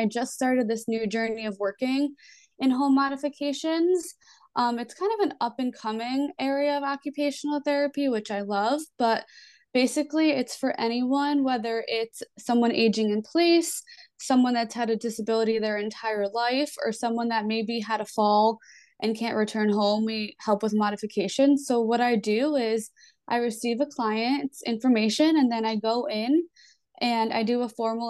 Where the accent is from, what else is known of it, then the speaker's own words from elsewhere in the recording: East Coast, United States; I am from the East Coast